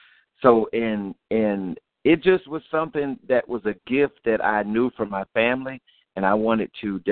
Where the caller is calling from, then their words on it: Atlanta, Georgia, United States; Calling from Atlanta